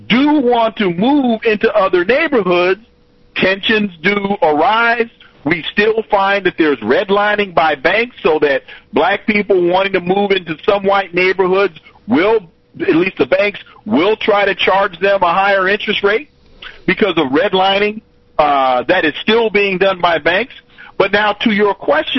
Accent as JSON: {"language": "English", "region": "California", "country": "United States", "moved": "yes", "said": "I'm originally from California"}